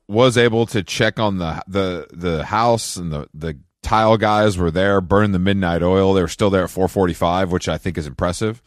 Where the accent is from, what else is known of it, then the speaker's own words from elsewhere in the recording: Atlanta, Georgia, United States; moved away; down here in Atlanta